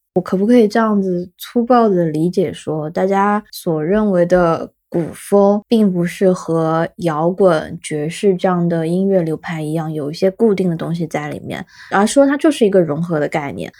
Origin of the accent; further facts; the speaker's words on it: Shanghai, China; 我本身是上海人